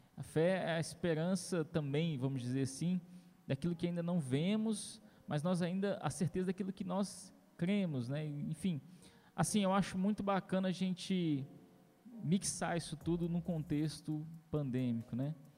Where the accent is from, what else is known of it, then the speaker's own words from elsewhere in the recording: Governador Valadares, Minas Gerais, Brazil; nós somos de Governador Valadares